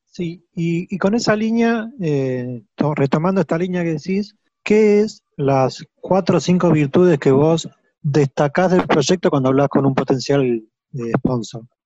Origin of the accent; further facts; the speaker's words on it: Buenos Aires, Argentina; yo como porteño